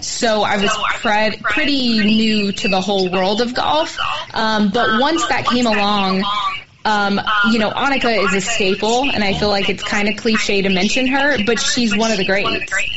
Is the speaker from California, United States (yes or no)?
yes; California, United States; moved away as an adult; now in Phoenix, United States; I am from California, California, and I went to Pepperdine, Pepperdine for college